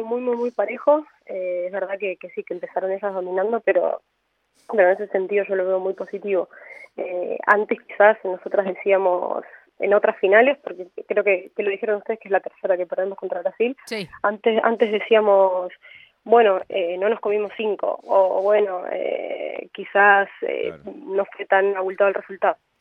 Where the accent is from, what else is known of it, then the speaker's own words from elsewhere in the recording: Chaco, Argentina; yo soy de Chaco